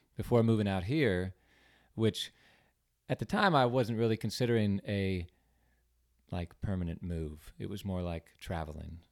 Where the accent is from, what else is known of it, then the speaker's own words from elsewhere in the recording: San Diego, California, United States; also born or lived in Davis, California; now in Charleston, United States; I was born in San Diego